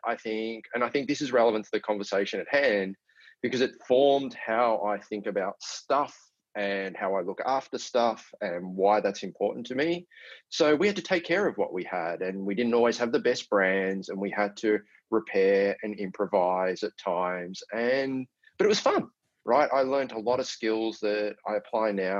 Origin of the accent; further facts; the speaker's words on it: Melbourne, Victoria, Australia; I was born in Melbourne. And I grew up with two brothers who are both younger than me